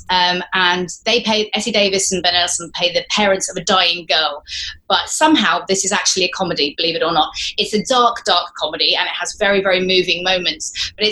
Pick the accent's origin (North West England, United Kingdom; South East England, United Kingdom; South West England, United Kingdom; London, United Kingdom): South West England, United Kingdom; Exeter; also born or lived in United States / Scotland; So I lived partly in the United States, part different parts of Scotland. But I did spend 10 years in Exeter between the ages of 8 and 18. So Devon really felt like home primarily.